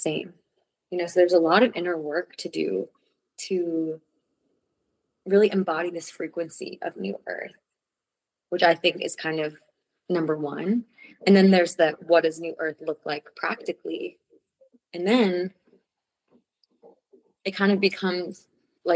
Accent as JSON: {"language": "English", "town": "New York City", "region": "New York", "country": "United States", "tie": "born or raised there", "also_born_or_lived": "Costa Rica / Mexico", "moved": "as an adult", "said": "I grew up in New York City"}